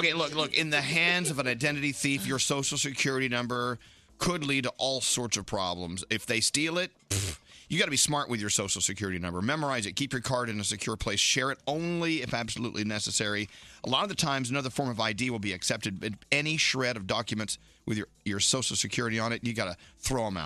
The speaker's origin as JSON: {"language": "English", "region": "Southwest", "country": "United States", "tie": "born or raised there", "moved": "yes", "said": "Being a child of the Southwest"}